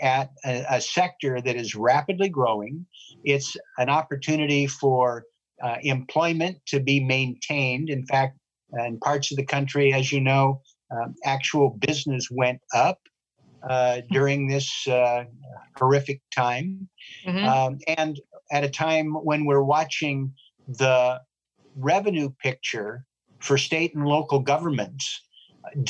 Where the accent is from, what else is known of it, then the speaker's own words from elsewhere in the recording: Portland, Oregon, United States; also born or lived in Washington, D.C.; my hometown